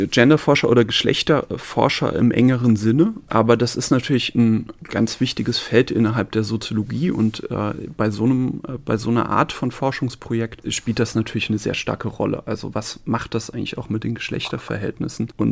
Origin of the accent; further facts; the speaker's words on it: Spießen-Elversberg, Saarland, Germany; Sie haben gerade dankenswerterweise gesagt, ich komme aus Neunkirchen, bin aber eigentlich noch, noch nicht mal aus der Stadt Neunkirchen, sondern aus dem Dorf Spießen-Elversberg.